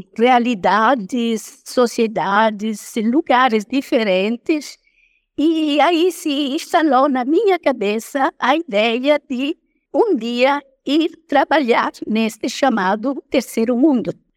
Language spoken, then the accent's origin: Portuguese; Italy; accent: foreign; first language Italian; Portuguese is a second language; moved away as an adult; also born or lived in Roraima, Brazil; now in Brazil